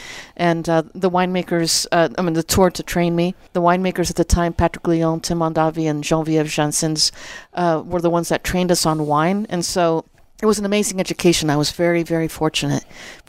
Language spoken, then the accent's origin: English; Azores, Portugal; moved away; Well, I'm an immigrant from the Azores, and I was living, my parents had a farm in Napa